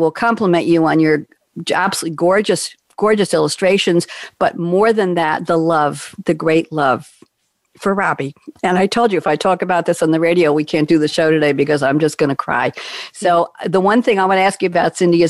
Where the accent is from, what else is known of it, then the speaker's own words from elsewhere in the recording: New York, United States; I'm a New Yorker